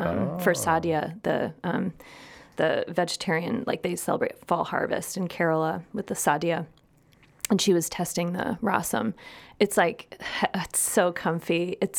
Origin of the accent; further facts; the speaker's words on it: Midwest, United States; It might be muffaletta, but I call it jarred salad because I'm from the Midwest. Listen, my accent.